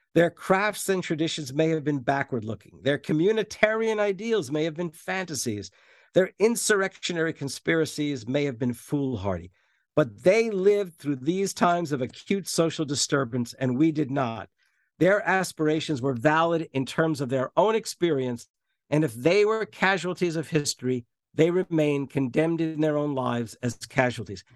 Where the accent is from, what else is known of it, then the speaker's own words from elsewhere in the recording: New Jersey, United States; especially as a Jersey boy, though I was from North Jersey